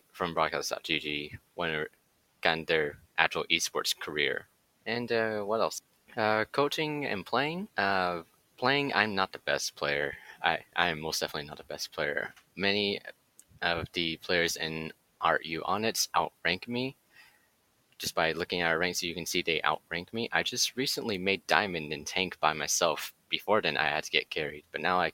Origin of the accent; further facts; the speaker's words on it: Nashville, Tennessee, United States; moved away as an adult; also born or lived in Bay Area, California; I was born and raised in Nashville, Tennessee. Came to the Bay Area for college